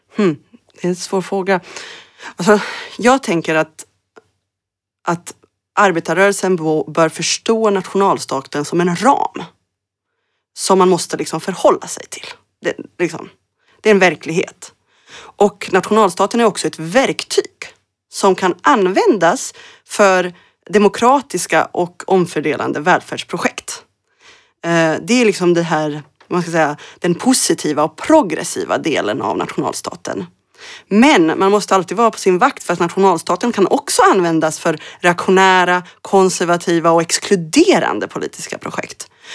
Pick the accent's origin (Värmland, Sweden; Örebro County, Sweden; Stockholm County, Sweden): Örebro County, Sweden; Örebro; also born or lived in Mostar, Bosnia and Herzegovina / Berlin, Germany; min hemstad i Örebro, i Närke, där jag växte upp